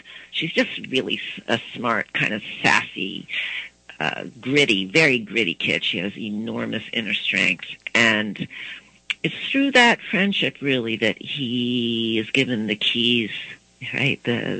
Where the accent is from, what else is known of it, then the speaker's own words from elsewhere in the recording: East Coast, United States; also born or lived in Baton Rouge, Louisiana; I grew up on the East Coast. My husband's from the East Coast. We had three children when we were living in Washington, D.C., but then we moved to Baton Rouge, Louisiana, which is the Deep South